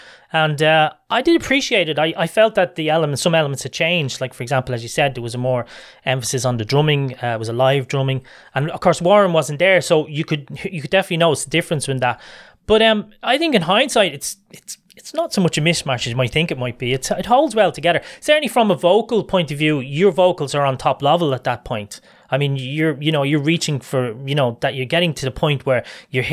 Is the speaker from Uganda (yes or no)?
no; Ireland; being an Irishman